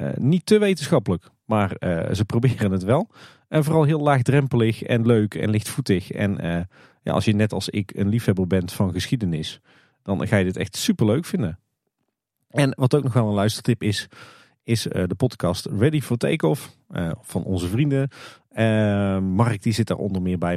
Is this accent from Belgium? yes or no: no; Netherlands; ons als Nederlanders